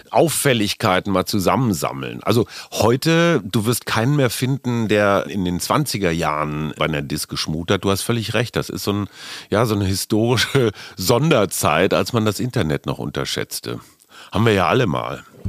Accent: Münster, North Rhine-Westphalia, Germany; Münster, wie du weißt, ist meine Heimatstadt.

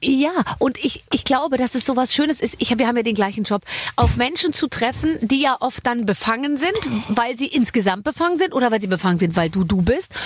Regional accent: Berlin, Germany; wir als Berliner

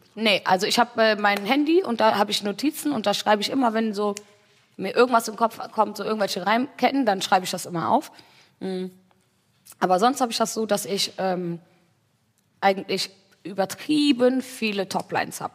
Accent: Wuppertal, North Rhine-Westphalia, Germany; born or raised there; moved away

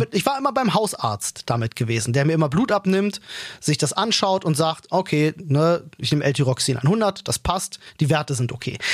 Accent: Germany; bei uns in Deutschland

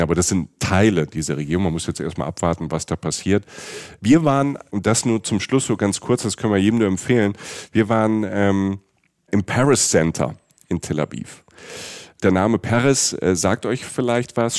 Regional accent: Germany; wir als Deutsche

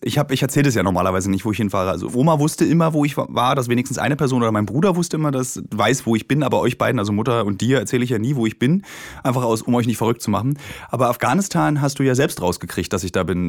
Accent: Germany; mein Vater und ich, wir sind beide in der DDR geboren

